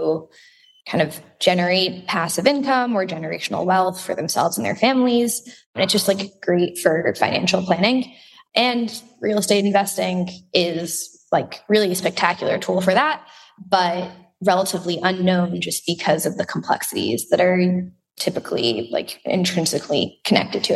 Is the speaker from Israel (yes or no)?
yes; Israel; I grew up in Israel.